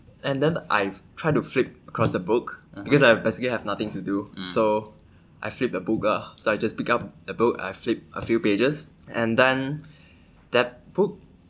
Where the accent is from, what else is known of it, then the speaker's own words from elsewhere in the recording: Kedah, Malaysia; I'm studying computer science in the University of Nottingham, Malaysia. And I'm from Kedah.